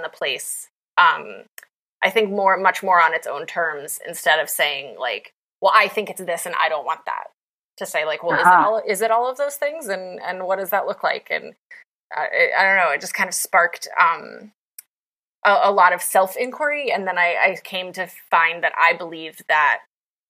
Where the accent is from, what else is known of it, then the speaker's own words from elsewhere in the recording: West Virginia, United States; moved away; I'm from West Virginia originally